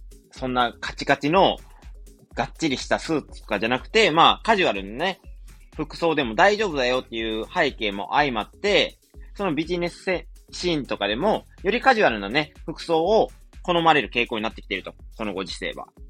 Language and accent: Japanese; Wakayama, Japan; moved away; 地元の和歌山なんですけども